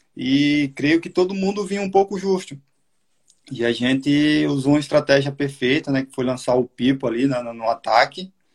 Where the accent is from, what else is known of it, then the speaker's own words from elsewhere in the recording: Soledade, Paraíba, Brazil; moved away; a minha cidade natal lá de Solidade